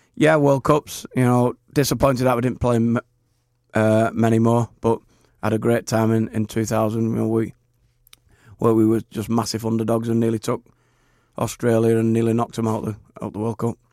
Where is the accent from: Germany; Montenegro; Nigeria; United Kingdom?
United Kingdom; St Helens, North West England; my hometown club, Saint Helens